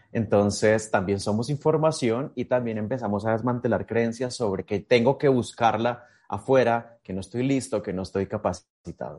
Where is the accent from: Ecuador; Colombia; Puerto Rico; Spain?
Colombia; Miraflores, Boyacá; yo soy de Colombia, nací en Miraflores, Boyacá